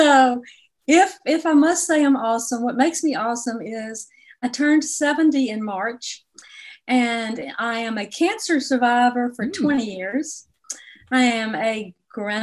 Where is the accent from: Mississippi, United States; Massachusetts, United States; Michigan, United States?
Mississippi, United States; Jackson; also born or lived in Oxford, Mississippi; now in Memphis, United States; I had grown up in Jackson, Mississippi, and gone to school at Ole Miss in Oxford, Mississippi